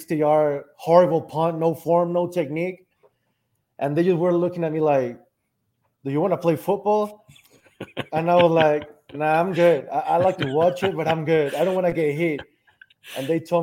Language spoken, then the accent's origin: English; Aguascalientes, Mexico; I was born here in Aguascalientes, Mexico